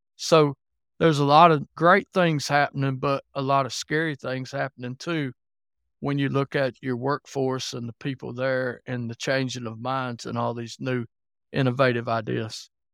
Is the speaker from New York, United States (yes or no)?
no; Alabama, United States; now in Kentucky, United States; I live in Kentucky, but I was born and raised in Alabama, if you're wondering about my accent a little bit.